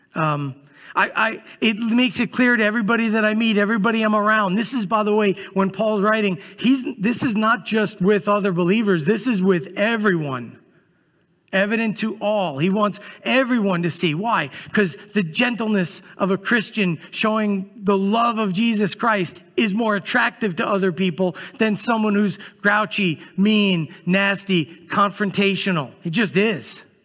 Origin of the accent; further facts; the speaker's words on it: New York City, New York, United States; moved away; I grew up in Brooklyn, New York